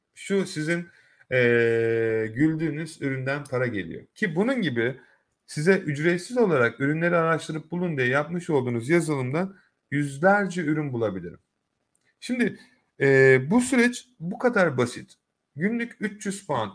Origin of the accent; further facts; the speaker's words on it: Turkey; now in United Kingdom; ben de orada doğup büyüdüm